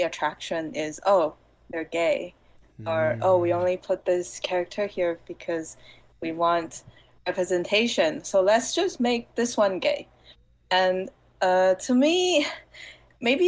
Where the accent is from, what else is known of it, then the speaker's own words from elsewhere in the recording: Taiwan; English is a second language; moved away as an adult; now in United States; I come from Taiwan